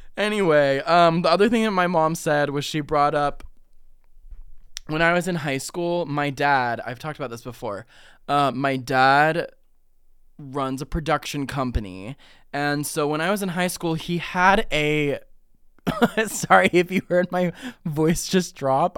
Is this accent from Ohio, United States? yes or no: yes; Ohio, United States; I'm from Ohio